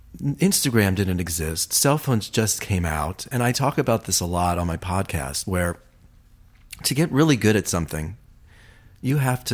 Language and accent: English; Ohio, United States; moved away as an adult; also born or lived in Malibu; now in Los Angeles, United States; I'm from Ohio.